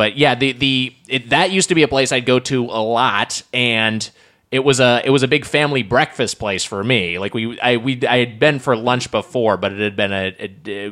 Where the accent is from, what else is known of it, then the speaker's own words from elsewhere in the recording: Lakewood, California, United States; my hometown of Lakewood